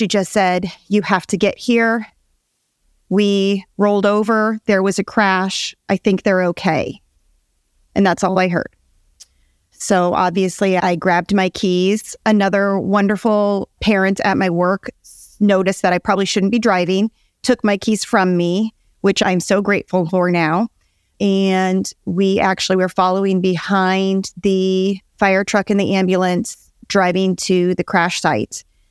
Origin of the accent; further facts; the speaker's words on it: Nebraska, United States; moved away as an adult; now in Georgia, United States; My husband, Grant, and I are both born and raised in Nebraska.